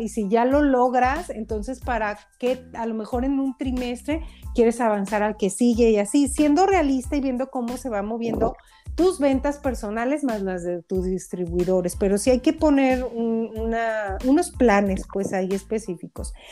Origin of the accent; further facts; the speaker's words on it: Mexico; yo que soy mexicana en México